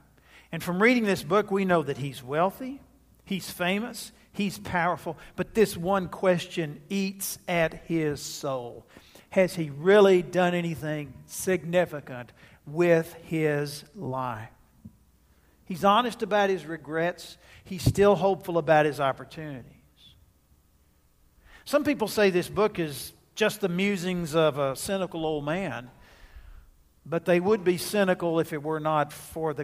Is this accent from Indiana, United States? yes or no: no; Jacksonville, Texas, United States; My hometown of Jacksonville, Texas